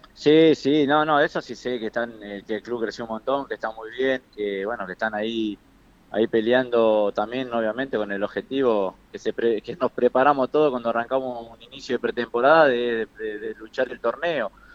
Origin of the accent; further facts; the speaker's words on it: Tucumán, Argentina; yo soy eh, de ahí, de Tucumán